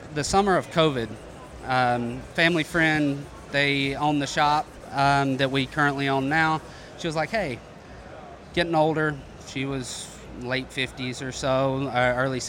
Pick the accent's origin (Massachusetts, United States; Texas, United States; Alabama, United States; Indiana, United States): Alabama, United States; North; moved away as an adult; also born or lived in Columbus, Georgia; originally born and raised in North Alabama, grew up playing sports